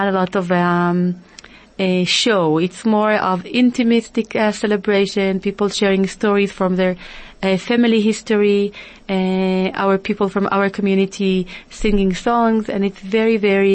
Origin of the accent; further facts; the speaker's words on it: Israel; moved away as an adult; now in South Africa; I was growing up in Israel, living in Israel all my life